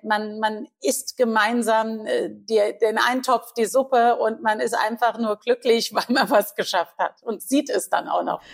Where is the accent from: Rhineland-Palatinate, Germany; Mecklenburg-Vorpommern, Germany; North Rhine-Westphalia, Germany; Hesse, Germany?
Rhineland-Palatinate, Germany; Guldental; Ich bin ja groß geworden im Weingut ja. Äh, in Guldenthal.